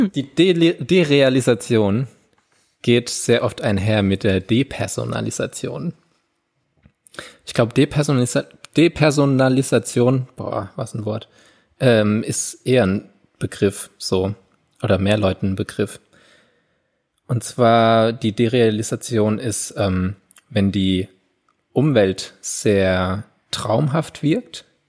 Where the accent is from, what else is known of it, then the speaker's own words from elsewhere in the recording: Landau, Rhineland-Palatinate, Germany; in Landau nie gab, wo ich aufgewachsen bin